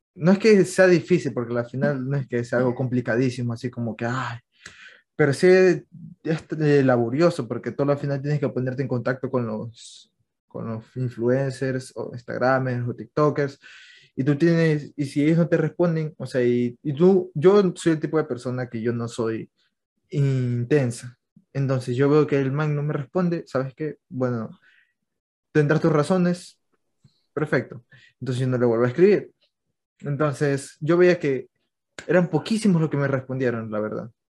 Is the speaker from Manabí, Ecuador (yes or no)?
yes; Manta, Manabí, Ecuador; yo también soy de Manta